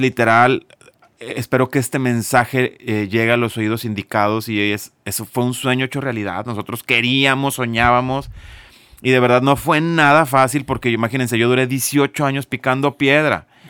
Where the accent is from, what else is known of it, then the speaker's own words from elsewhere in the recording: Monterrey, Nuevo León, Mexico; tengo 44 años, soy de Monterrey, Nuevo León